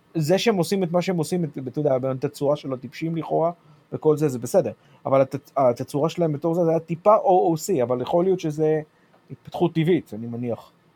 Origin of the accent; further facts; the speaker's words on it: United States; בתור אמריקאי